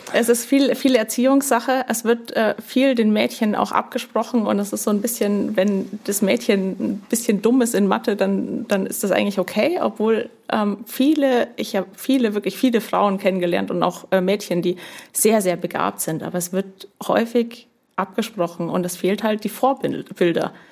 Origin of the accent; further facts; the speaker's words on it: Upper Bavaria, Germany; accent: Franconian rolled R; moved away as an adult; also born or lived in Nuremberg; now in Schleswig-Holstein, Germany; absolutes Oberbayern, obwohl ich das fränkische Rollen der R meiner Eltern habe. Aber Oberbayern dort auch aufgewachsen